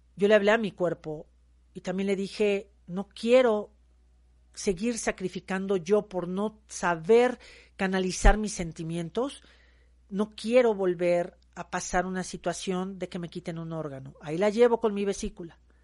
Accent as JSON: {"language": "Spanish", "country": "Mexico", "said": "soy una mujer mexicana"}